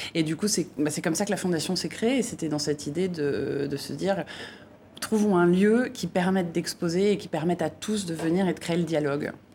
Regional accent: France; en tant que Français

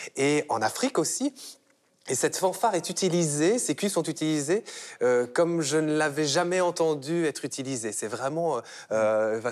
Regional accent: Belgium; en tant que Belge

